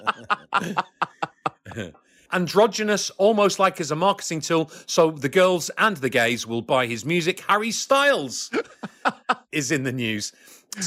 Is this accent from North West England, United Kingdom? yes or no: yes; Wigan, North West England, United Kingdom; also born or lived in Liverpool; I was born in Liverpool, a very left-leaning city, and grew up in the industrial blue-collar town of a place called Wigan